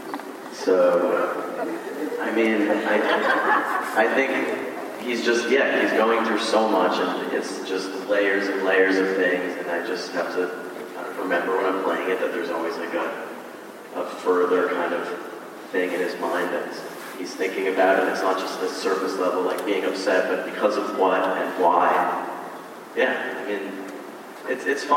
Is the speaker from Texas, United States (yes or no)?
no; New York, United States; I'm from New York